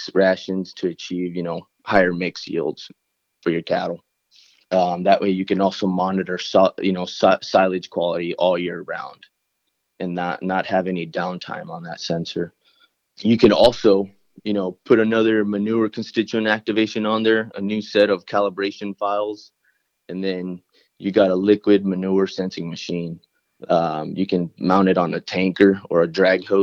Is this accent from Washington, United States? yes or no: yes; Pasco, Washington, United States; I grew up here in Pasco, Washington, almost my entire life.